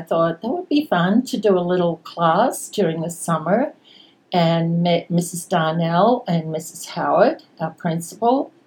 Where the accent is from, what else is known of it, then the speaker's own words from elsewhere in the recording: Sydney, New South Wales, Australia; moved away as an adult; also born or lived in Singapore; now in Houston, United States; I was born in Sydney, Australia, on the outskirts of Sydney, in a suburb called Epping, a very English name, and grew up there